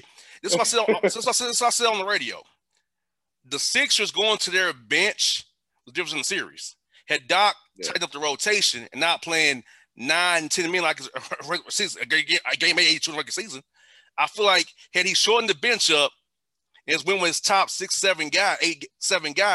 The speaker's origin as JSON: {"language": "English", "town": "Atlanta", "region": "Georgia", "country": "United States", "tie": "born or raised there", "said": "my hometown team"}